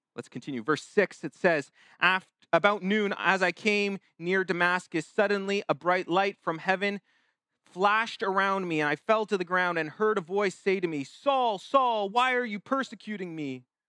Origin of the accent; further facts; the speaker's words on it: Canada; us as Canadian citizens